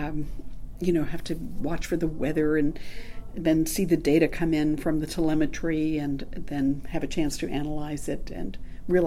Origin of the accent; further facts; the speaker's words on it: Long Island, New York, United States; moved away as an adult; also born or lived in Massachusetts / New Hampshire / Northern California / Georgia; I grew up on Long Island in New York.